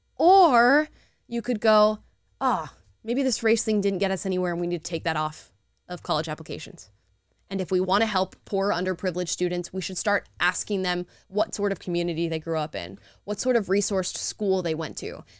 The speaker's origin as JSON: {"language": "English", "region": "Florida", "country": "United States", "moved": "yes", "lives_now": "California, United States", "said": "I'm from Florida"}